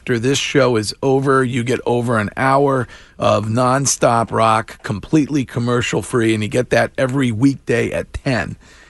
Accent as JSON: {"language": "English", "town": "Stow", "region": "Massachusetts", "country": "United States", "tie": "born or raised there", "said": "my hometown of Stowe, Massachusetts."}